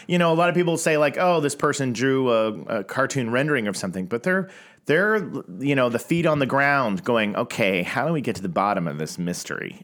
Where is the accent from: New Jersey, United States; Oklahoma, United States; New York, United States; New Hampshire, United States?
Oklahoma, United States; Tulsa; I grew up in Tulsa, Oklahoma